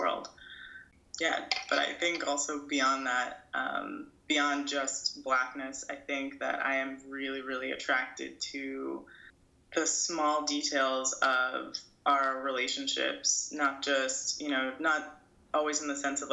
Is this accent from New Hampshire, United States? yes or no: no; New York City, New York, United States; born or raised there; moved away as an adult; also born or lived in Brooklyn, New York; now in Los Angeles, United States